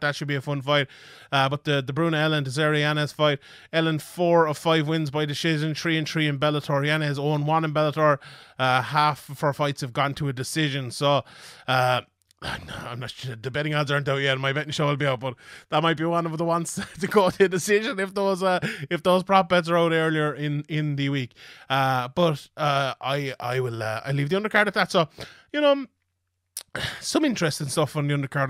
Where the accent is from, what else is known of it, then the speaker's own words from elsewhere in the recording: Dublin, Leinster, Ireland; here in my home country of Dublin, Ireland.